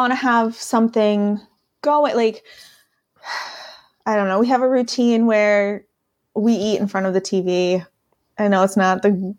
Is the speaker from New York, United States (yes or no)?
no; Scranton, Pennsylvania, United States; accent: Scrantonian; now in Asheville, United States; I am born and raised in Scranton, Pennsylvania. I now live in Asheville, North Carolina. But this weird, strange accent you sometimes hear is Scrantonian.